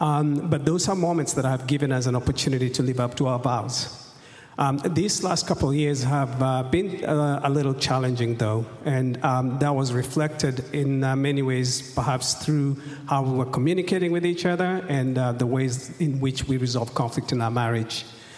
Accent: Kenya; moved away as an adult; now in United States; this is my wife, …. We're both born and raised in Kenya, but have lived in the U.S. the last 24 years.

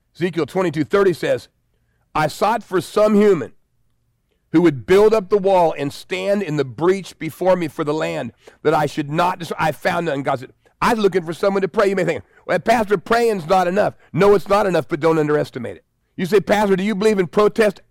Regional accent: United States; I'm white American

